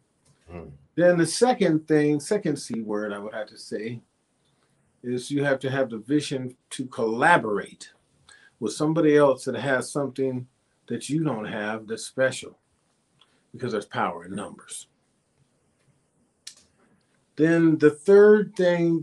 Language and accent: English; Sacramento, California, United States; moved away; also born or lived in San Francisco, California; I'm originally from Sacramento, California.